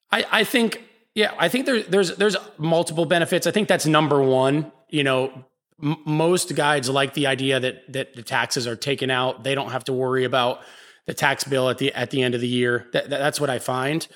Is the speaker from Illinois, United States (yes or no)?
no; Pittsburgh, Pennsylvania, United States; now in New Orleans, United States; I'm from Pittsburgh, Pennsylvania. I moved here